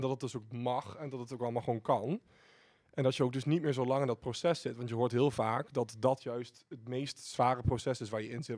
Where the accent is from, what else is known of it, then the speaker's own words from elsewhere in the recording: Didam, Gelderland, Netherlands; ik kom uit Didam